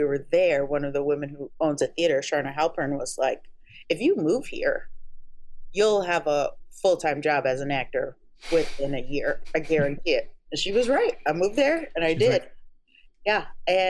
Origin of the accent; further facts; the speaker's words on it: Omaha, Nebraska, United States; moved away; I lived in Omaha, Nebraska. I grew up in Omaha, Nebraska.